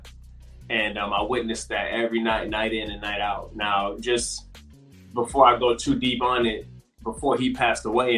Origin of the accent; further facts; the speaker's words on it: Michigan, United States; now in Texas, United States; I'm from Michigan in Texas right now